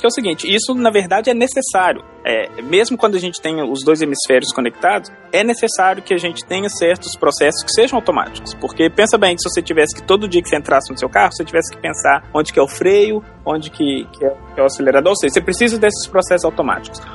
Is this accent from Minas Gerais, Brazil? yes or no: yes; Belo Horizonte, Minas Gerais, Brazil; eu sou de Belo Horizonte, fiz minha graduação na, na Faculdade de Filosofia e Ciências Humanas lá da UFMG